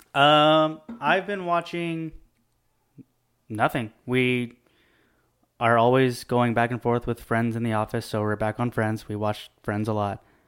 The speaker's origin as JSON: {"language": "English", "town": "Bakersfield", "region": "California", "country": "United States", "said": "I'm from Bakersfield"}